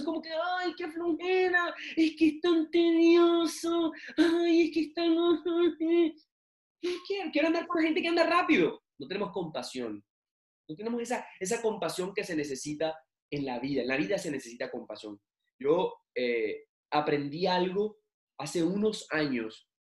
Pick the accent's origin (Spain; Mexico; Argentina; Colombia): Colombia; Barranquilla, Atlántico; now in Bucaramanga, Colombia; en mi ciudad natal, que es Barranquilla. Yo actualmente vivo en Bucaramanga